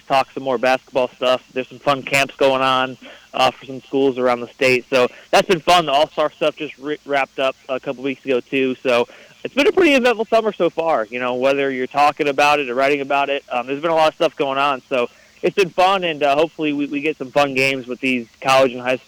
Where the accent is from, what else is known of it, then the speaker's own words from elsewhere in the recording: Crown Point, Indiana, United States; also born or lived in Seymour, Indiana; I grew up in Crown Point, Indiana